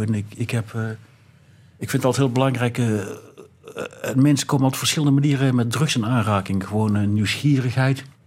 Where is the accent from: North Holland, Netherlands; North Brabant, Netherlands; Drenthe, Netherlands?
North Brabant, Netherlands; moved away as an adult; now in Belgium; ik kom uit Brabant